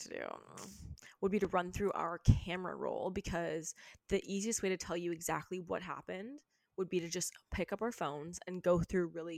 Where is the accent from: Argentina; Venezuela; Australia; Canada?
Canada; we're from Canada.